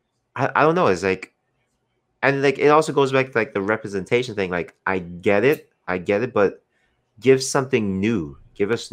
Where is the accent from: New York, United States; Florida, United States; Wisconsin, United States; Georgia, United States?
New York, United States; New York City; I grew up in Brooklyn and in Marcy Projects